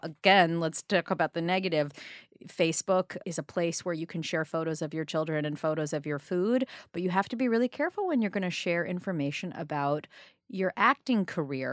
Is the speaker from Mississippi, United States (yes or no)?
no; New York City, New York, United States; I grew up on the Upper East Side